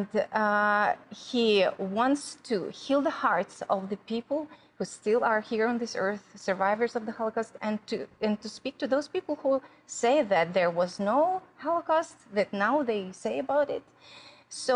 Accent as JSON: {"language": "English", "country": "Ukraine", "tie": "born or raised there", "said": "I grew up in Ukraine"}